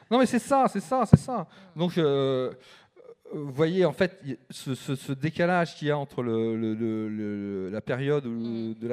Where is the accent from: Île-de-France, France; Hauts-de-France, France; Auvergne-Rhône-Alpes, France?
Île-de-France, France; Paris; born there; Alors moi, je suis né à Paris. À 6 ans, j'avais déjà déménagé 6 fois.